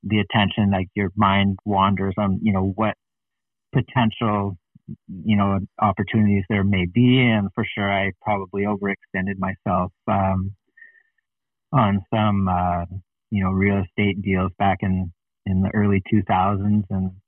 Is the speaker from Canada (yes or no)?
yes; Canada; As a Canadian athlete